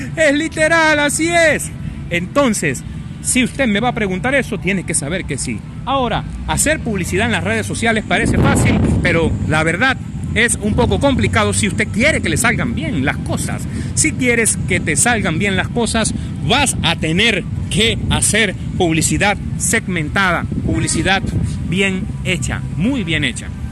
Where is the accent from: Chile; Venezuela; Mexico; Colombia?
Venezuela; La mayoría de sus seguidores somos venezolanos